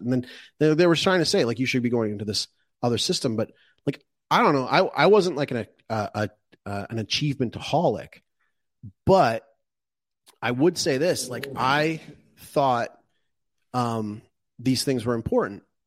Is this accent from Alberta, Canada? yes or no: yes; Calgary, Alberta, Canada; moved away; when I was growing up in Calgary